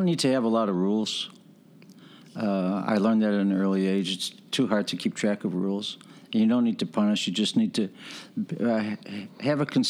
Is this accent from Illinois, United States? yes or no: yes; Chicago, Illinois, United States; I grew up on the west side of the city, Chicago